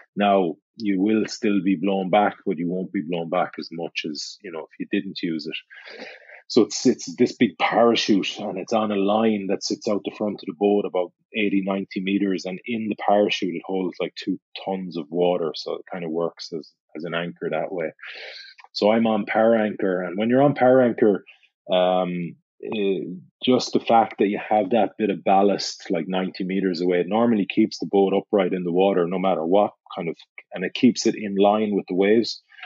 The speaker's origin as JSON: {"language": "English", "town": "Galway", "region": "Connacht", "country": "Ireland", "tie": "born or raised there", "said": "Galway on the west coast of Ireland? Because it's my hometown"}